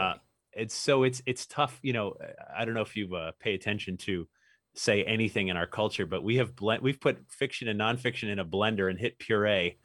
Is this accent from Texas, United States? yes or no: no; Newtown, Connecticut, United States; I grew up in Newtown, Connecticut